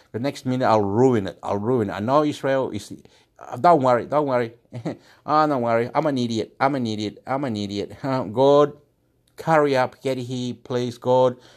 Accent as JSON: {"language": "English", "country": "Chile", "said": "I'm from Chile"}